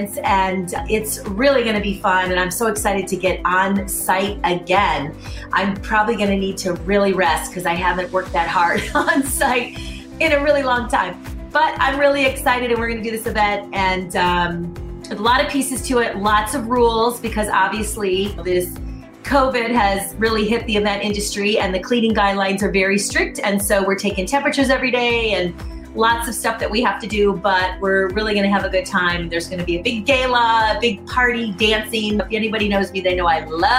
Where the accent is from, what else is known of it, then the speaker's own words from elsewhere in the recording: Michigan, United States; moved away; I'm actually a Midwest girl myself. I'm from Michigan originally. I've been here forever